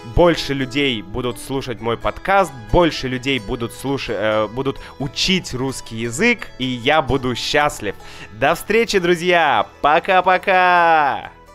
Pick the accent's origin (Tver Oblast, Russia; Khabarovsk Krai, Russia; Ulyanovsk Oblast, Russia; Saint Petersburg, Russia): Saint Petersburg, Russia; в Санкт-Петербурге, это мой город, мой родной город